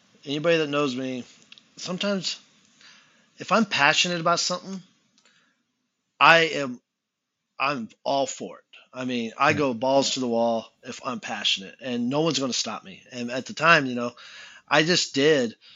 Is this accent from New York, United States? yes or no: no; California, United States; moved away; I grew up in California. The only time I ever left California was when I was younger